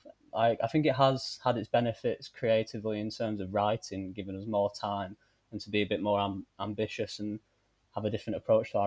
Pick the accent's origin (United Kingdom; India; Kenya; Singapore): United Kingdom; Bolton, North West England; also born or lived in Salford; now in Manchester, United Kingdom; I'm from Bolton